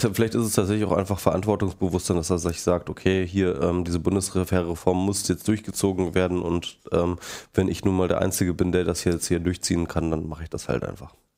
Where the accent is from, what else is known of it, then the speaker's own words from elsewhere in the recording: Hanover, Lower Saxony, Germany; moved away; In Hannover, meiner ehemaligen Heimatstadt. Ich komme aus Hannover übrigens. Ähm, bin da geboren worden